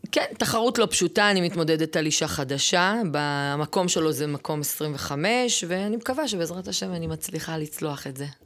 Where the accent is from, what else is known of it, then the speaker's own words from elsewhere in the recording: Ofakim, Southern District, Israel; now in Ma'ale Adumim; אני בת אופקים. גדלתי באופקים